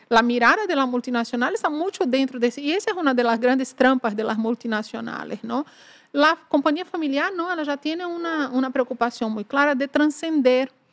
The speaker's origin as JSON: {"language": "Portuguese", "region": "Northeast Region", "country": "Brazil", "also_born_or_lived": "Ecuador", "moved": "as an adult", "said": "sou do nordeste de Brasil"}